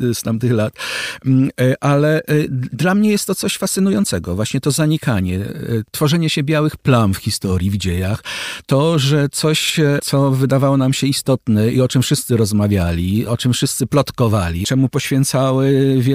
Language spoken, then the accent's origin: Polish; Łódź, Łódź Voivodeship, Poland; Z innego łódzkiego zespołu by pan przywołał, no to co, ja jestem z Łodzi. To trudno mi było tego nie słyszeć. To zostaje ze mną.